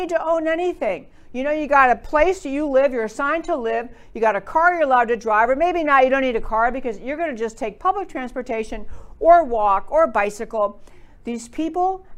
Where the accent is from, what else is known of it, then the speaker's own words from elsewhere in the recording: New York, United States; I grew up in New York and I can talk pretty fast